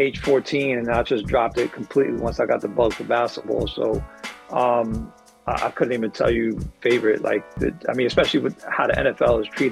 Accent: New York, United States; I am born and raised in New York. Very proud of that. My parents are from Puerto Rico.

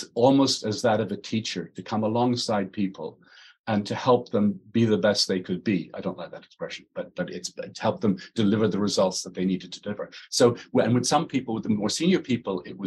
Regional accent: Ireland; I'm Irish, not English

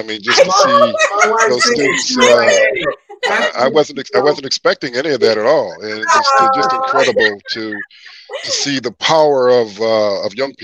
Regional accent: Kalamazoo, Michigan, United States; also born or lived in Paw Paw, Michigan / Big Rapids, Michigan; I'm from Kalamazoo. I'm from Kalamazoo. I was born in Paw Paw, a city so nice they named it twice.

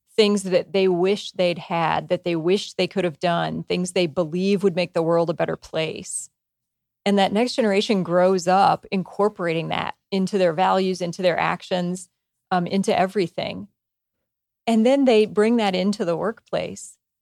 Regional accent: United States; I grew up in small town U S

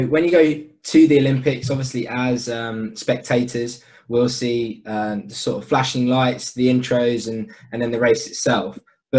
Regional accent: Australia; accent: Australian; my Australian accent that is pretty bang average.

